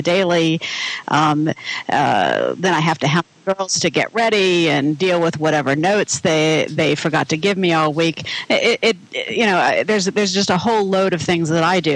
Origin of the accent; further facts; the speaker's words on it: United States; being an American